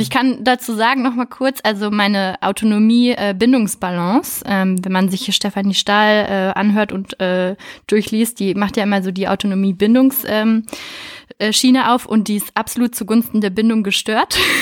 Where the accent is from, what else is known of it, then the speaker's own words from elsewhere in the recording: Berlin, Germany; moved away as an adult; also born or lived in France / Hamburg / Münster; Ich komme ursprünglich aus Berlin